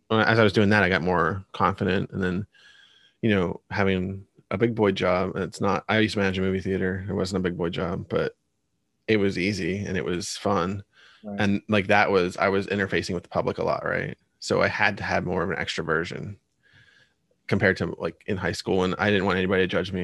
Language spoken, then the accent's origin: English; Pennsylvania, United States; born or raised there